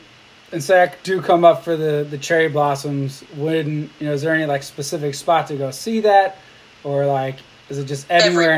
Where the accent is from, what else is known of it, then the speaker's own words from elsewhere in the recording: Napa, California, United States; growing up in Napa